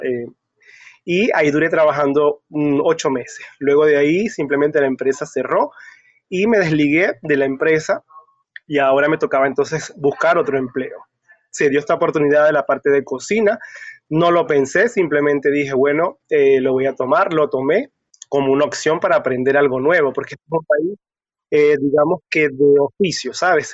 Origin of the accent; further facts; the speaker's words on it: Cabimas, Zulia, Venezuela; moved away as an adult; also born or lived in Maracaibo, Venezuela / Caracas, Venezuela / La Guaira, Venezuela / Peru; now in Curitiba, Brazil; la ciudad donde yo nací, que es de Cabimas, tuve que migrar para Maracaibo, para la capital